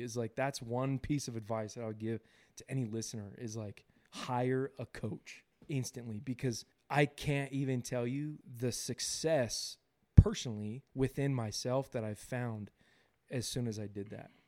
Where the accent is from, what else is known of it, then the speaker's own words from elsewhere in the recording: Southern California, United States; now in Utah, United States; I was born and raised in California, Southern California.